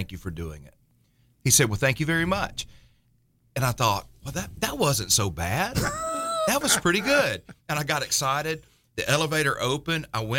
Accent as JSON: {"language": "English", "region": "Appalachia", "country": "United States", "tie": "born or raised there", "said": "You know, we grew up in the Appalachian foothills, and it was mountain preachers, so a lot of, you know, they yell at you, the scriptures."}